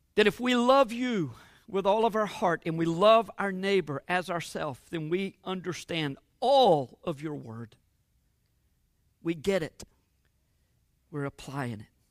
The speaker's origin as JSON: {"language": "English", "country": "United States"}